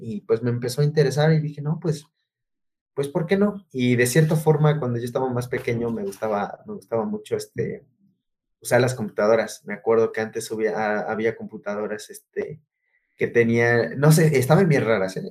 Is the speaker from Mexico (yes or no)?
yes; Oaxaca, Mexico; moved away; Originario de Oaxaca. No, no, no del centro. No, no, no. Ya es como las orillas, las orillas de Oaxacán, ya casi. Ah, ahora sí que relativamente ya colindando casi con Puebla